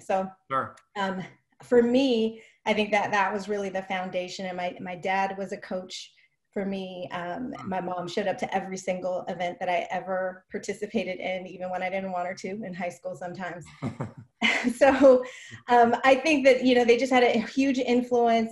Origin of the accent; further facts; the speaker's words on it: Oakland, California, United States; I grew up in Oakland